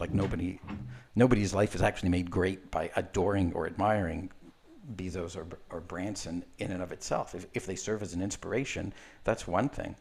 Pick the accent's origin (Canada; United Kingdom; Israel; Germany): Israel; I was born in Israel